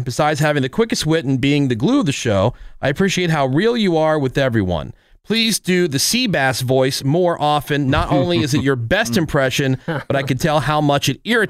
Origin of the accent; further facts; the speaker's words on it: New Jersey, United States; I'm from New Jersey, and I work in healthcare. Duh, I'm Filipino.